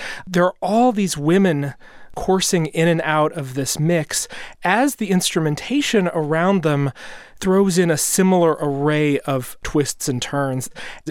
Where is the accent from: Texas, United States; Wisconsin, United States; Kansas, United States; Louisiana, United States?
Kansas, United States; I'm from Kansas.